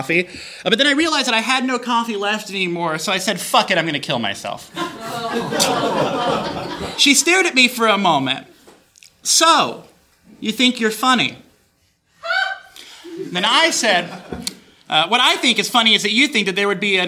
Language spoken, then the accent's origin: English; Texas, United States; I'm from Texas.